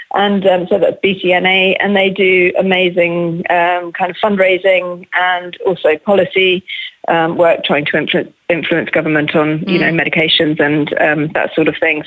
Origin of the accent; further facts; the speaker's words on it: England, United Kingdom; I'm English.